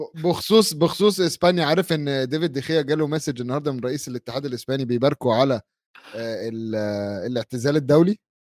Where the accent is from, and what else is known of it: Egypt